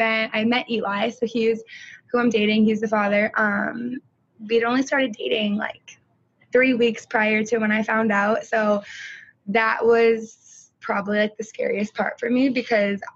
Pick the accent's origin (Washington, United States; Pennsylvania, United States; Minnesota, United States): Minnesota, United States; Stillwater; I'm from Stillwater, and I was born and raised here.